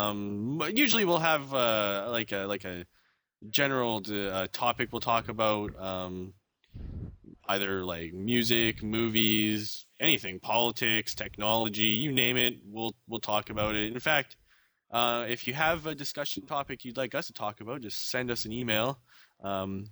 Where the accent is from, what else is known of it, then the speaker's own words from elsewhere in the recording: Richmond, British Columbia, Canada; also born or lived in Vancouver; I was born in Vancouver, British Columbia, Canada, but I grew up in a suburb of Vancouver called Richmond my entire life, and I rarely have left it